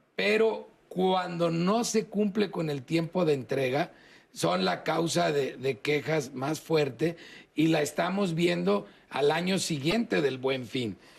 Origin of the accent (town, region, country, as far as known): Mexico